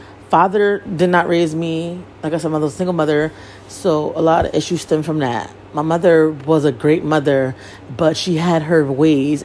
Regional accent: Bridgeport, Connecticut, United States; I was born and raised in Bridgeport, Connecticut

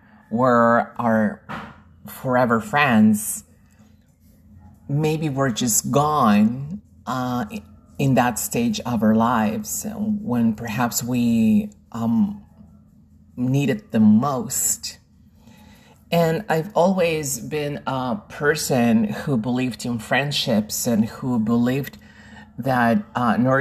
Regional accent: Lima, Peru; I am originally from Lima, Peru, in South America, and I teach people around the world.

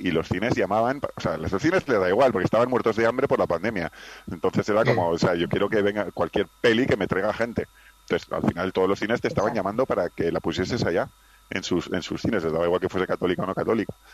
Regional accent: Pamplona, Navarre, Spain; now in Madrid, Spain; yo soy de Pamplona, pero vivo en Madrid desde hace años

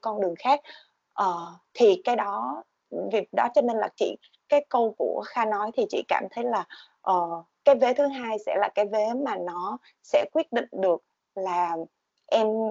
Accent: Vietnam; moved away

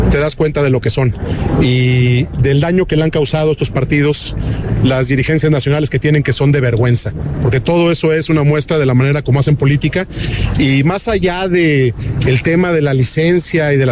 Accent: Mexico; como mexicano

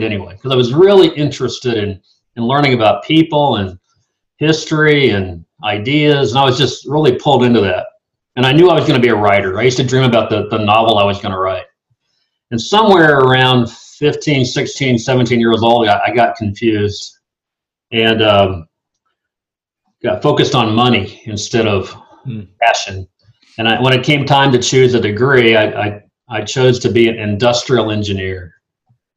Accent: Missouri, United States; moved away as an adult; also born or lived in Savannah, Georgia / Atlanta, Georgia / Louisville, Kentucky / Nashville, Tennessee; now in Durham, United States; I grew up in Missouri in a suburb of Kansas City in a lower income family

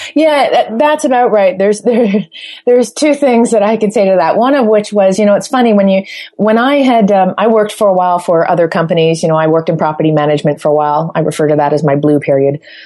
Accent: Toronto, Ontario, Canada; moved away; my hometown is Toronto, Canada.

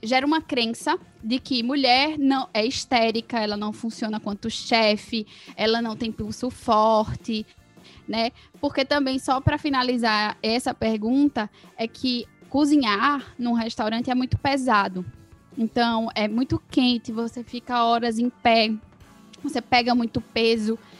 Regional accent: Caruaru, Pernambuco, Brazil; moved away; also born or lived in Ribeirão Preto / São Paulo; sou nascida, talvez, não sei se ela falou, em Ribeirão Preto, mas fui criada em Caruaru, então me considero caruaruense

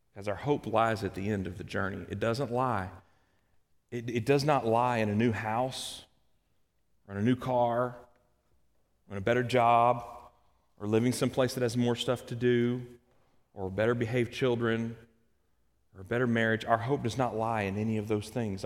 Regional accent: Kentucky, United States; moved away; also born or lived in Alabama; I'm from Kentucky. And then I spent some time in Alabama.

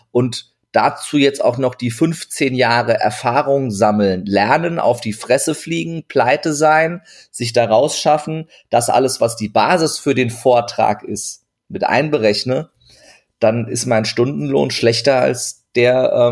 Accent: Turkey; zur Not sage ich immer, ich bin, ich bin, ich bin Türke, ich darf das.

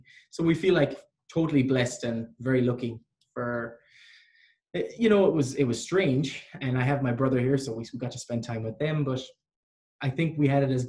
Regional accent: Ireland; moved away as an adult; now in Vancouver, Canada; Because I'm Irish.

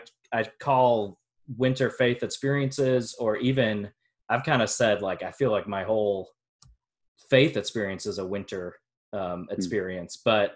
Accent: Wisconsin, United States; I grew up in Wisconsin.

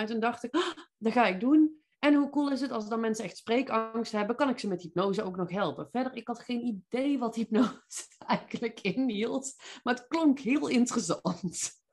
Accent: Veldhoven, North Brabant, Netherlands; accent: Brabant; moved away as an adult; also born or lived in Eindhoven; now in Nijmegen, Netherlands; Zoals je misschien kunt horen, kom ik hier origineel niet vandaan, maar van iets zuidelijker. Ik ben eh, ja, echt een Brabantse. Ik kom uit Veldhoven bij Eindhoven.

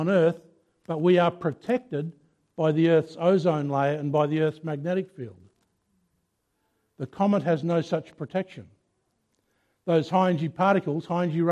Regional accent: Mount Gambier, South Australia, Australia; I come from Mount Gambier. I was born and raised in Mount Gambier.

